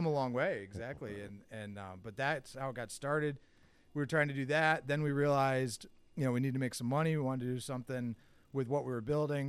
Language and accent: English; Endicott, New York, United States; moved away as an adult; also born or lived in Adirondacks, New York; I grew up down in Binghamton.